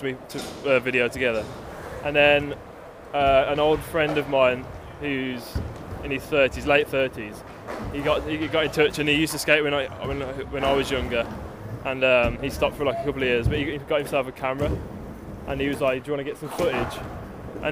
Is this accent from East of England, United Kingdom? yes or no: no; Wolverhampton, West Midlands, United Kingdom; I'm from Wolverhampton, West Midlands.